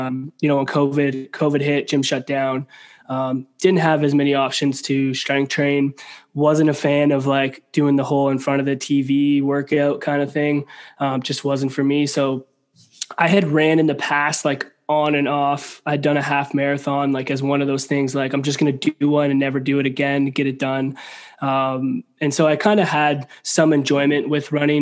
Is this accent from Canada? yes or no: yes; Canada; I'm a Canadian boy at heart